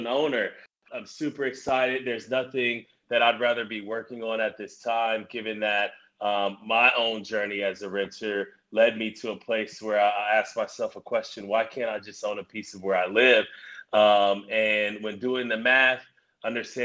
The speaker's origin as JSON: {"language": "English", "town": "Columbus", "region": "Ohio", "country": "United States", "tie": "born or raised there", "also_born_or_lived": "Dayton, Ohio / Atlanta", "said": "So I was born in Dayton, Ohio. But I grew up here in Columbus"}